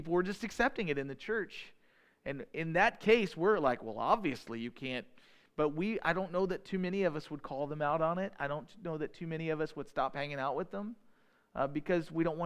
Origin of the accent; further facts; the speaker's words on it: United States; We're the American people. We're in the United States